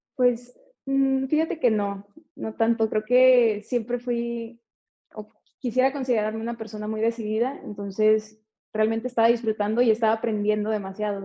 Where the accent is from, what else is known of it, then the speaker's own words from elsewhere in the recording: Tijuana, Baja California, Mexico; moved away; soy de Tijuana